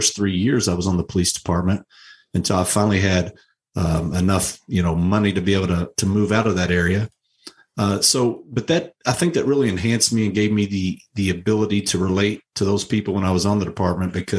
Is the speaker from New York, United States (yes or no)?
no; Louisville, Kentucky, United States; moved away as an adult; I grew up in Louisville my entire life